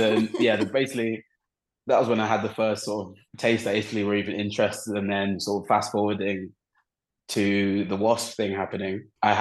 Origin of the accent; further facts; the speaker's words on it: England, United Kingdom; especially growing up in England, you're very comfortable, like around the language, around everything, like you're fine.